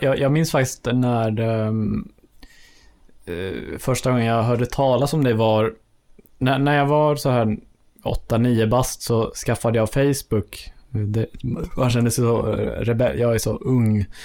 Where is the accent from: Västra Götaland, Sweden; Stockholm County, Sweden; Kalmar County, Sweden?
Stockholm County, Sweden; Enhörna; ute på Enhörna där jag kommer från